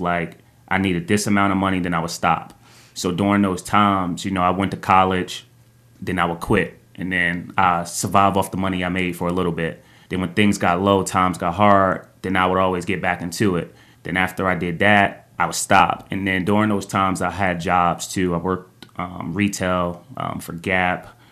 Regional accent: East Orange, New Jersey, United States; I'm from East Orange, New Jersey. I grew up in a single parent home

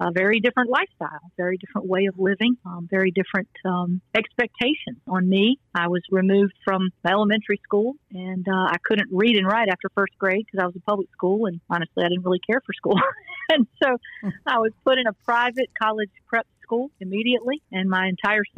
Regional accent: Greenville, South Carolina, United States; now in Newport News, United States; I was born in Greenville, South Carolina, to my mother and father, James and Janice

